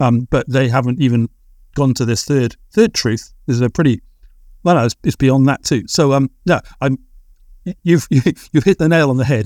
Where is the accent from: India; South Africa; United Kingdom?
United Kingdom; England; possibly being English